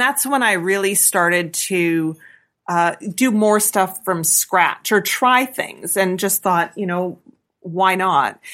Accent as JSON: {"language": "English", "town": "Avonlea", "region": "Saskatchewan", "country": "Canada", "tie": "born or raised there", "also_born_or_lived": "Red Deer, Alberta / Regina", "lives_now": "Milestone, Canada", "said": "farm is where I spent most of my time as a ki-, kid"}